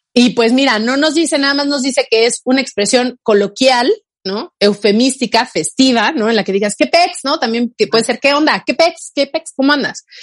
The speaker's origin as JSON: {"language": "Spanish", "country": "Mexico", "first_language": "Spanish", "said": "somos de México"}